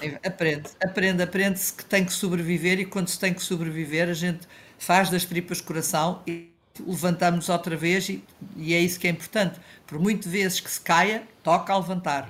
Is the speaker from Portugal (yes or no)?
yes; Portugal